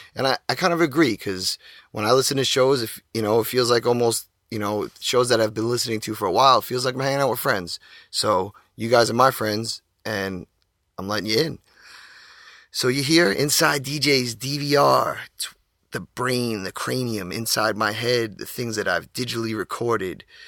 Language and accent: English; Long Island, New York, United States; also born or lived in Queens, New York; I was born in Queens, got my roots out there and, uh, I represent Queens. I was raised out Long Island